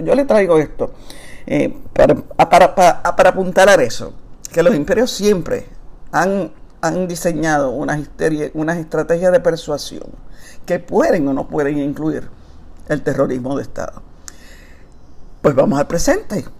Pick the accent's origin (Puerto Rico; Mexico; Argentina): Puerto Rico; la época de resistencia más grande de nuestra historia